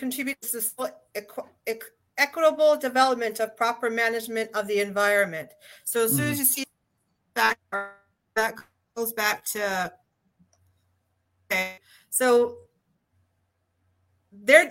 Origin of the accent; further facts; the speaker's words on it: Southern Alberta, Canada; I come from the Southern Alberta community where we're referred to as Northern Utah